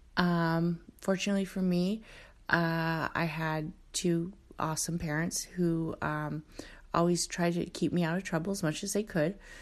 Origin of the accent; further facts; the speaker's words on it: Oakland, California, United States; I kinda grew up in, um, uh, Oakland, California